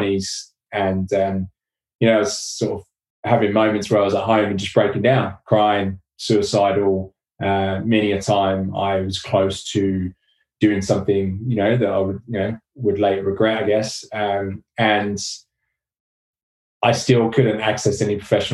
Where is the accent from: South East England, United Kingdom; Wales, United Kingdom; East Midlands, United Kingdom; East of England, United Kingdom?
East of England, United Kingdom; Watford; moved away; also born or lived in London / Australia; came back to my hometown in Watford